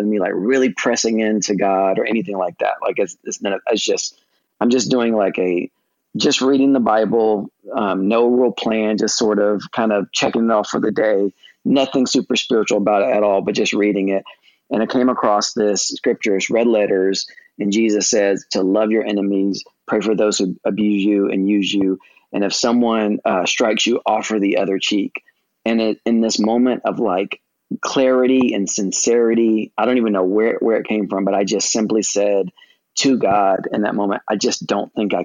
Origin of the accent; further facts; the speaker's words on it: United States; being an American